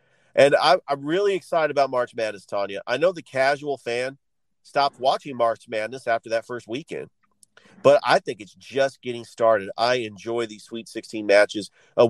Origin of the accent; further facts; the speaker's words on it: California, United States; I'm from California. I'm a big fan of the Mountain West.